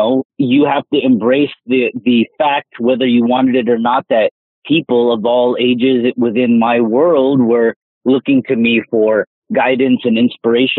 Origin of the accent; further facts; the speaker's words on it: Southern California, United States; I was just a kid growing up in Southern California